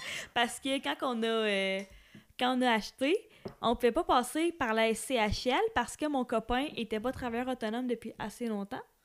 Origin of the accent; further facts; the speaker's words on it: Amos, Quebec, Canada; la maison où est-ce que j'ai grandi à Amos